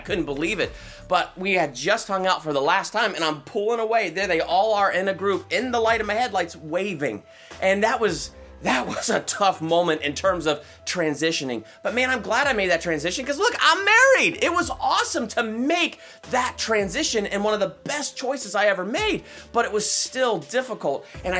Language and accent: English; Ohio, United States; moved away as an adult; now in California, United States; when I moved away from Ohio, I was born and raised there, and I moved to California